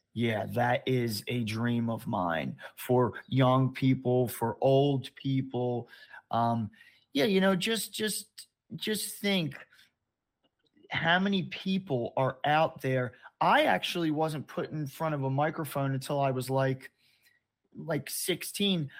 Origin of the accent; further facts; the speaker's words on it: Baltimore, Maryland, United States; I grew up in Baltimore, Maryland